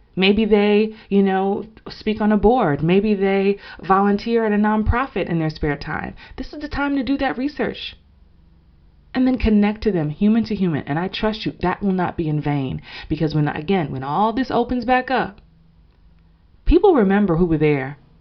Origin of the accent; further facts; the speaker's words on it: New York, United States; growing up in New York